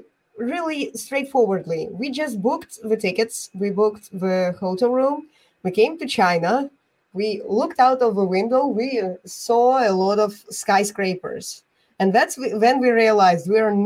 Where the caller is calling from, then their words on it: Bulgaria; I'm joining from Bulgaria.